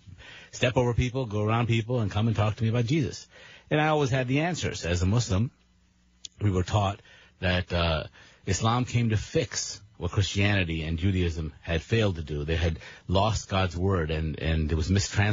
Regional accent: Maryland, United States; also born or lived in Pakistan; I grew up mostly here in Maryland

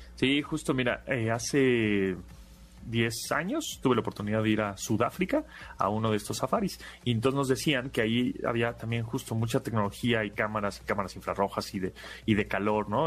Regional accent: Mexico; nosotros como mexicanos

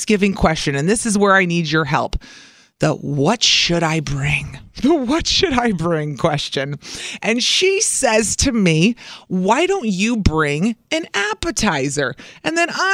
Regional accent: Southern Illinois, United States; now in Milwaukee, United States; I didn't grow up here. I've been here for 20 years. Milwaukee feels like my home, but I grew up in Southern Illinois.

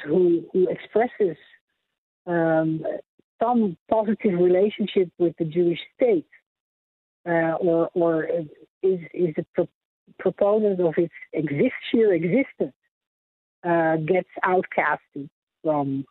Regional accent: Netherlands; moved away as an adult; also born or lived in Amsterdam, Netherlands; now in United States; I was born and raised in Holland, in Europe, and lived in Amsterdam

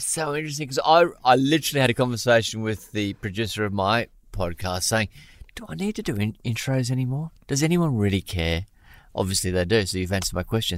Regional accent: Brisbane, Queensland, Australia; when I was growing up in Brisbane in the, um, going to school in Brisbane in the late eighties, early nineties

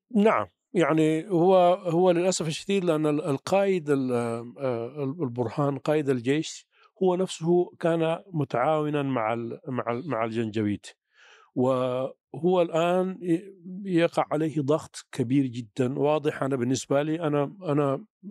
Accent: Sudan; عندنا في السودان

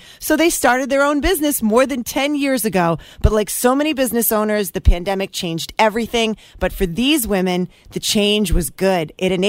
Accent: Merrimack Valley, Massachusetts, United States; the Merrimack Valley, which is my hometown area. I love it. And it's north of Boston.

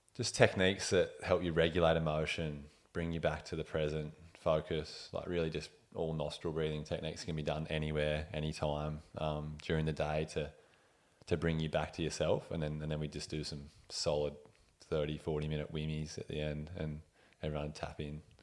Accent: Ulladulla, New South Wales, Australia; was born in Milton Hospital there, like next to Ulladulla, 1989.

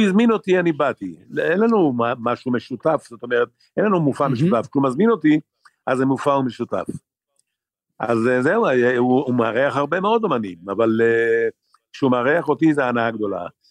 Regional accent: Israel; אני גדלתי בקיבוץ

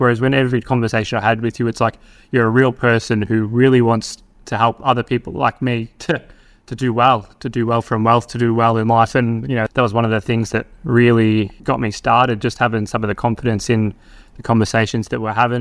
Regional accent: Victoria, Australia; moved away as an adult; now in Darwin, Australia; Melbourne, you know, my home state

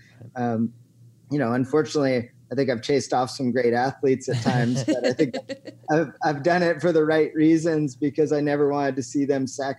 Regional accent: Eugene, Oregon, United States; my hometown, Eugene, Oregon

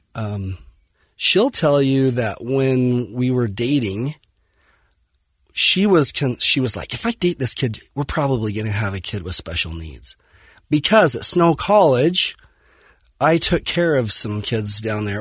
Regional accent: Fillmore, Utah, United States; I grew up in Fillmore, um, Utah, on a farm, and dairy farm, crop farm, and loved Millard High School

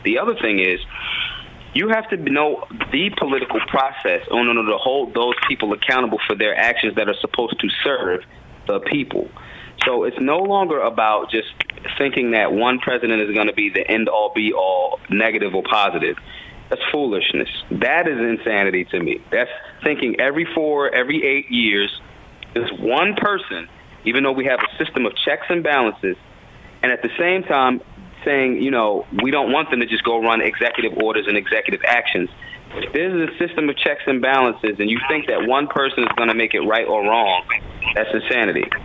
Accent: Philadelphia, Pennsylvania, United States; I'm from Philadelphia

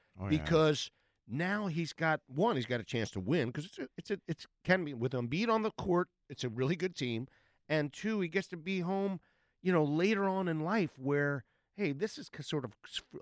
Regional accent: Philadelphia, Pennsylvania, United States; growing up here

